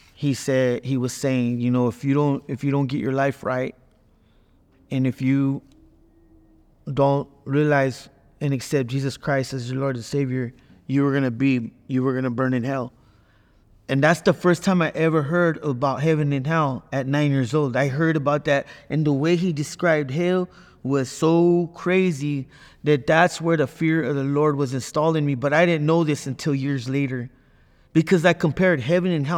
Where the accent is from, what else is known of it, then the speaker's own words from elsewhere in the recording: Watsonville, California, United States; moved away as an adult; now in Arizona, United States; I'm from Watsonville, California